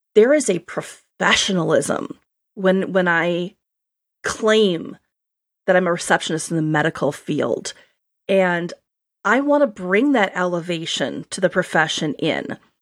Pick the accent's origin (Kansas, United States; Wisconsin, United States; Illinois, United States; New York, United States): Wisconsin, United States; accent: upper Great Lakes; now in Boston, United States; I grew up in Wisconsin, and my accent every so often will come out. So you upper Great Lakes people will think I sound very normal. Um, but I now live in Boston.